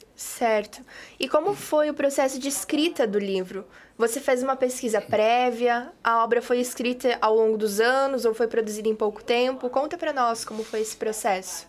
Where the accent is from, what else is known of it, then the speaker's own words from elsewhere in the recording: interior of Santa Catarina, Brazil; eu sou do interior de Santa Catarina também.